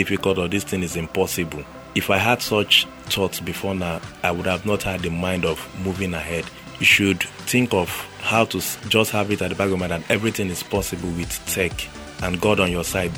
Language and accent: English; Lagos, Nigeria; also born or lived in Port Harcourt; where I grew up in Ajegunle, there was nothing like tech then